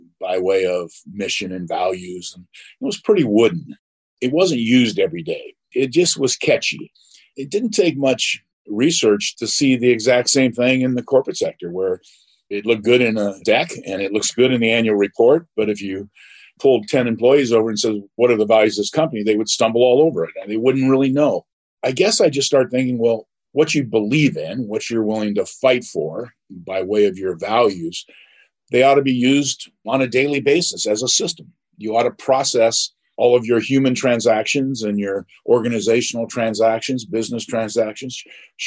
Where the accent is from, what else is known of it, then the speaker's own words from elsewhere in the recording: Huntington Beach, California, United States; I grew up in Huntington Beach, California